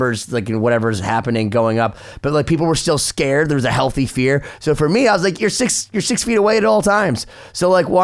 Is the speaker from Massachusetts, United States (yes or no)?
yes; Worcester, Massachusetts, United States; I was from Worcester, Massachusetts